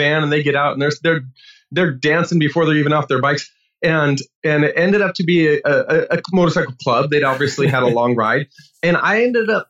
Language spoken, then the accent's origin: English; Washington, United States; I grew up in Washington State